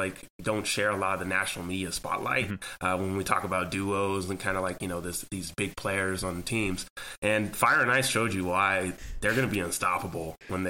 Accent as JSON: {"language": "English", "town": "Los Angeles", "region": "California", "country": "United States", "said": "I'm from actually the L.A. area."}